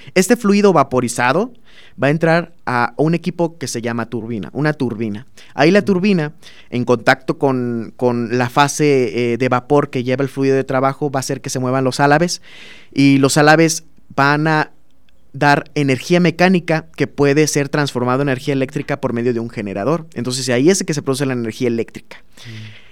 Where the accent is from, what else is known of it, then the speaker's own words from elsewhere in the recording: Minatitlán, Veracruz, Mexico; moved away as an adult; now in Celaya, Mexico; en el sur de Veracruz, que es donde yo soy, soy de Minatitlán